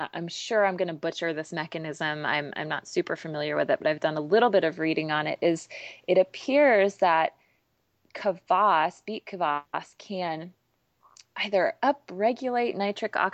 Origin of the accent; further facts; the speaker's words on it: Kansas City, United States; moved away as an adult; also born or lived in Philadelphia area; I'm from Kansas City originally